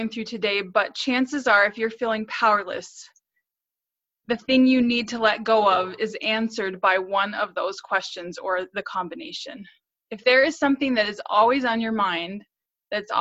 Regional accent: North Central Missouri, United States; So I grew up in North Central Missouri

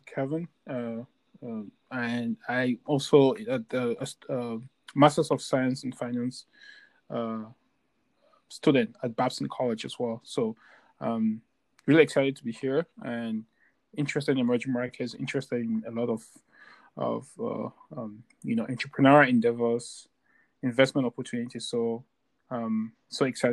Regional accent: Bamenda, Northwest Region, Cameroon; now in United States; I just left my home country, Cameroon.

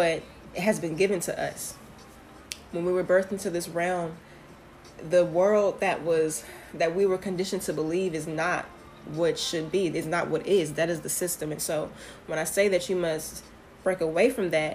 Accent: Houston, Texas, United States; I am from Houston, Texas

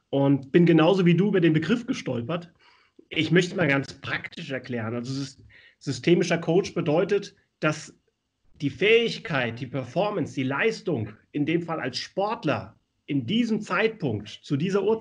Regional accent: Hesse, Germany; born there; moved away as an adult; now in Hamburg, Germany; Ich bin, also ich bin ja gebürtig aus der Nähe von Wiesbaden und bin aus der Torwartschule von Bad Schwalbach und SG Wallau Massenheim entsprungen

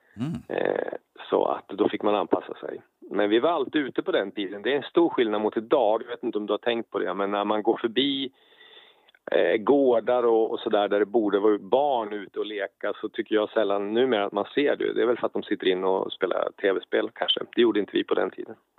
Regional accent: Karlstad, Värmland, Sweden; Jag är född 1971 i Karlstad nere i Värmland

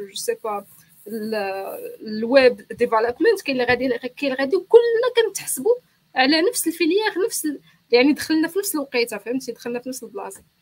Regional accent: Morocco; moved away as an adult; now in Montreal, Canada; كيفاش كتخدم عندنا في المغرب

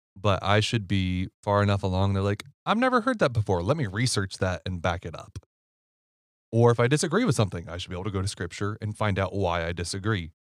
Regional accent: Ohio, United States; moved away; I'm from Ohio

